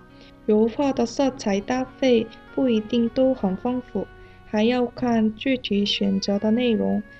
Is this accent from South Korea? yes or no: yes; South Korea; Chinese is a second language; moved away